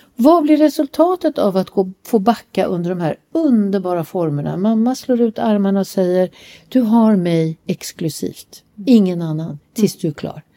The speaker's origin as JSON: {"language": "Swedish", "country": "Sweden", "said": "vi kommer ju från Sverige"}